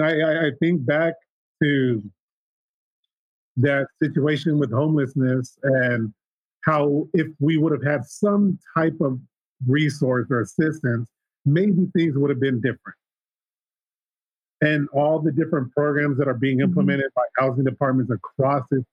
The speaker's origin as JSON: {"language": "English", "town": "San Diego", "region": "California", "country": "United States", "tie": "born or raised there", "lives_now": "San Jose, United States", "said": "I was born in San Diego, California"}